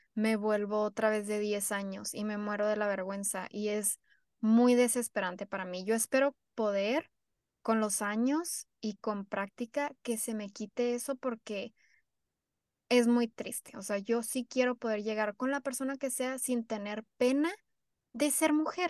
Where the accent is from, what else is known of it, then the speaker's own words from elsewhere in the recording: Mexico; now in United States; somos de la frontera, sí crecimos en México y somos mexicanas, de familias mexicanas, pero ya ahora vivimos en Estados Unidos